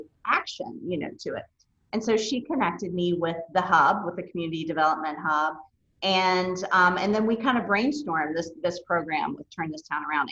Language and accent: English; Elkview, West Virginia, United States; also born or lived in Clay County, West Virginia; growing up in rural Appalachia